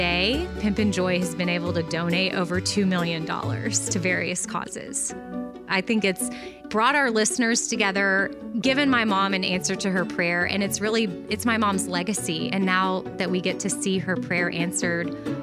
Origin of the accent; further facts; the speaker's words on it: Austin, Texas, United States; I was born in Austin, Texas in 1981